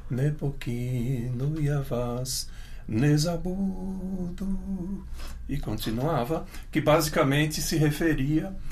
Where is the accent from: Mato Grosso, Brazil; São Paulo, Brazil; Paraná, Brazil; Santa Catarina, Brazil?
São Paulo, Brazil; first language Ukrainian; Portuguese is a second language; eu sou nascido aqui em São